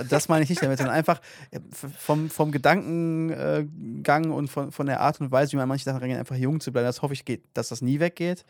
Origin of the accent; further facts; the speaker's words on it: North Rhine-Westphalia, Germany; wir kommen ja aus NRW ähm, und hier gibt es ja Gesamtschulen